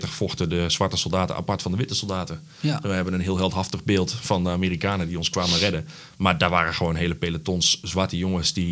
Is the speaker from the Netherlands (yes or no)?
yes; Uden, North Brabant, Netherlands; moved away as an adult; now in Zwolle, Netherlands; kilometertje of twintig van het stadion geboren. Ehm, in Uden. Oh ja. Ja, daar eh, heb ik tot mijn twintigste gezeten. Toen ben ik eh, verhuisd, hier journalistiek gaan studeren.